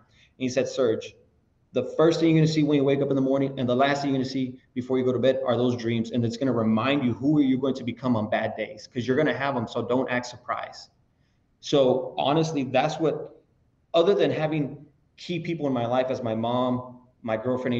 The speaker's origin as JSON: {"language": "English", "town": "La Joya", "region": "Texas", "country": "United States", "said": "I'm from a small town from La Jolla, Texas"}